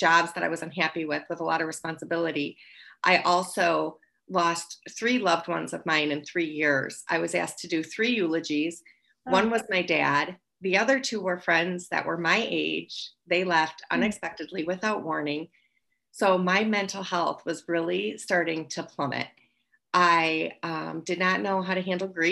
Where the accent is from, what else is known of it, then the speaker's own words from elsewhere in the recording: Wisconsin, United States; moved away; I'm actually from Wisconsin. I drank through high school.